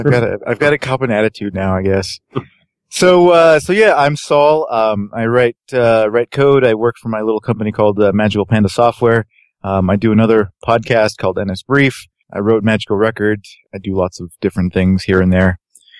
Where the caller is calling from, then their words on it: Denver, Colorado, United States; Hello from Denver, home of the Denver Broncos, your next Super Bowl champions.